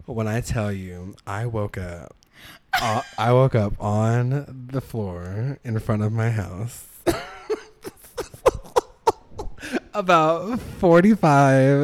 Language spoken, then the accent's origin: English; Orange County, California, United States; I grew up in Orange County